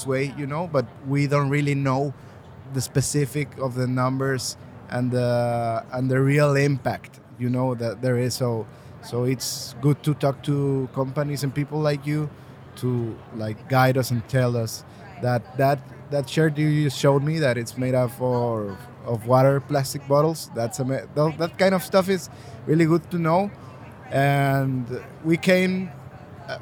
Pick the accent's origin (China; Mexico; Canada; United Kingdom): Mexico; I'm from Mexico.